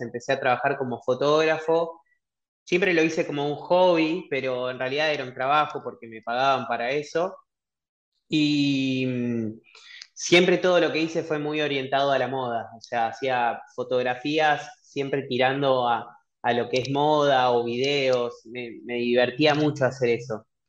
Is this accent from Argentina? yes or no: yes; Cañada de Gómez, Santa Fe, Argentina; moved away as an adult; also born or lived in Rosario; now in Buenos Aires, Argentina; soy de Rosario, viví mucho tiempo en una ciudad muy chiquita que está ahí a una hora, que se llama Tania de Gómez. A los 18 años me vine a Buenos Aires